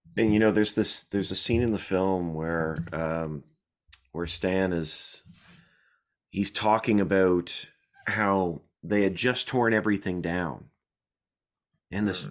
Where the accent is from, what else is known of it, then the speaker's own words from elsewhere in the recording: Canada; I'm Canadian.